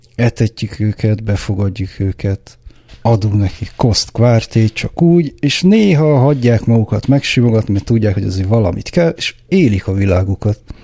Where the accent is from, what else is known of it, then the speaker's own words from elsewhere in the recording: Budapest, Hungary; én zuglói gyerek vagyok. Igazából egy zuglói panel proli vagyok.